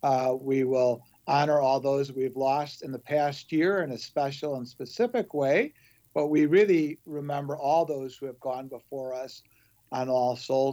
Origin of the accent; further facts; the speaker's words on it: Chicago, Illinois, United States; I grew up on the southwest side of Chicago. I was baptized at St. Gall Parish. Attended Queen of the Universe Grammar School at Quigley South High School, really one of the last of the lifers.